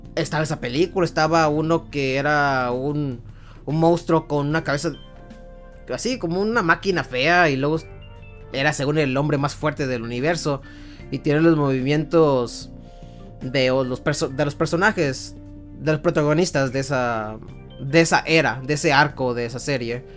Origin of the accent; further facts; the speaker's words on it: Mexico; soy mexicano que creció con las cancioncitas icónicas de Dragon Ball